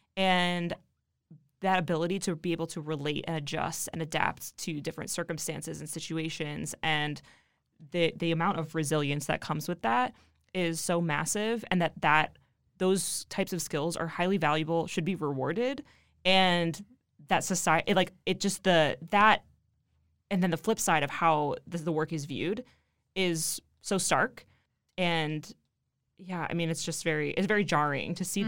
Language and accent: English; Ohio, United States; I'm from Ohio